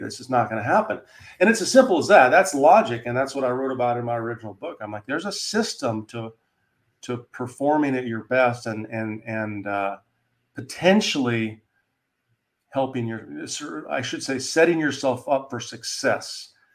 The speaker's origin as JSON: {"language": "English", "region": "Wyoming", "country": "United States", "moved": "yes", "said": "I'm from Wyoming originally"}